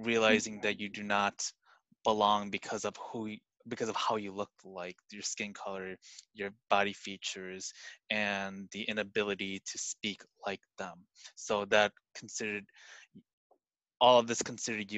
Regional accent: United States; English is a second language; a person who was born in the U.S., I was mute. I was terrified to speak, and I couldn't speak English growing up

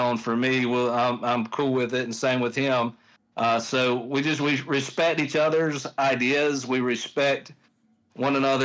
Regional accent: the South, United States; I grew up in the South. So like, I grew up surrounded by, you know, racism and all this stuff in the South

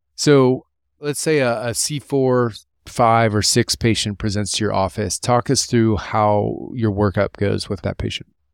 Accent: Columbus, Ohio, United States; coming from my hometown, Columbus, Ohio

